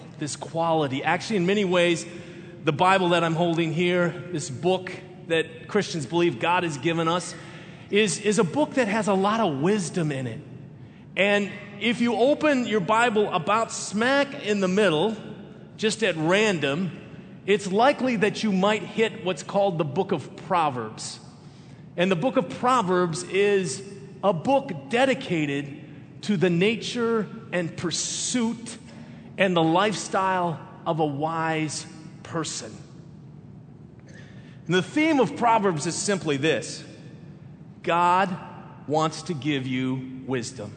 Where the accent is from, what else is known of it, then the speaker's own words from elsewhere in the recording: Minneapolis, Minnesota, United States; when I was growing up in Minneapolis